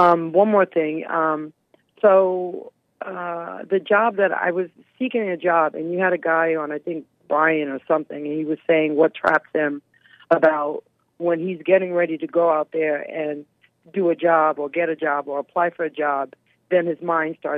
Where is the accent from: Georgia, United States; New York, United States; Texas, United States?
New York, United States; New York City; now in South Florida, United States; I'm from Manhattan, New York originally